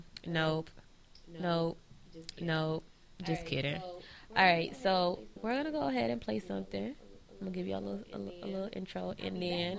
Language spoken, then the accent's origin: English; New Orleans, Louisiana, United States; I grew up in New Orleans